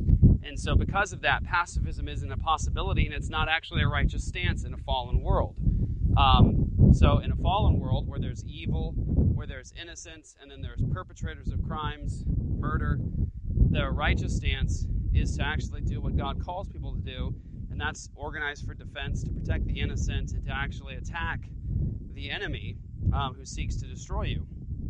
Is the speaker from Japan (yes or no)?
yes; Japan; the karate system that I did growing up in Japan, my dad was military